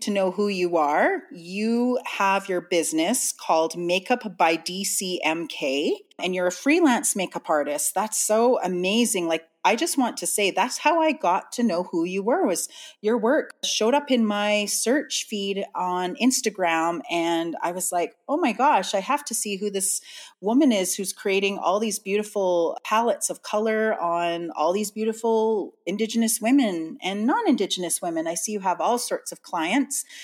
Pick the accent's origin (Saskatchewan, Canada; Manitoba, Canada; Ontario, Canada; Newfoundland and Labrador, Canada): Manitoba, Canada; Winnipeg; I was born and raised here in Winnipeg and Winnipeg's North End.